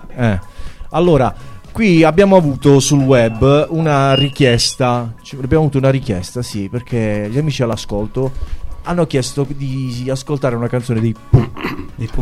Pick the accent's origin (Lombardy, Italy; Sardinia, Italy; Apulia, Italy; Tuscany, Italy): Apulia, Italy; Altamura; Io vengo da Altamura